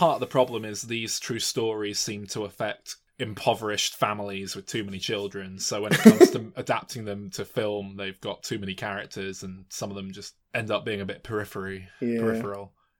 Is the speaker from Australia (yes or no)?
no; United Kingdom; as a British person.